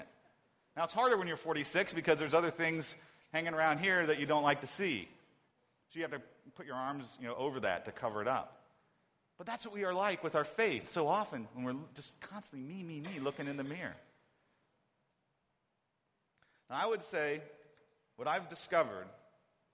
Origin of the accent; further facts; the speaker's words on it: Ohio, United States; I'm from Ohio